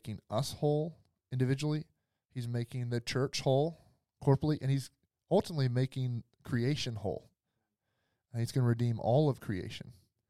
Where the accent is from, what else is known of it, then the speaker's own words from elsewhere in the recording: Arkansas, United States; I'm from Arkansas.